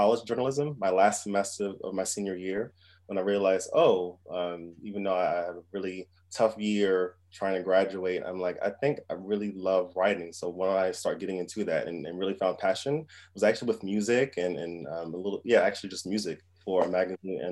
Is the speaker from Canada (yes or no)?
no; United States; moved away as an adult; now in London, United Kingdom; as an American, I actually write for UK and US titles. And because I spend most of my time in London